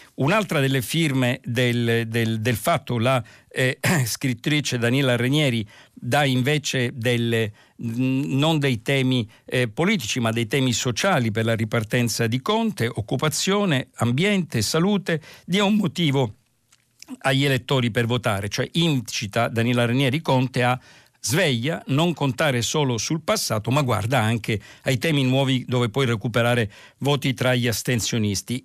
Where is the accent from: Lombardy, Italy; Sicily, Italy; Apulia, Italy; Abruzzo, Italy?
Sicily, Italy; Palermo; dalla mia città d'origine, Palermo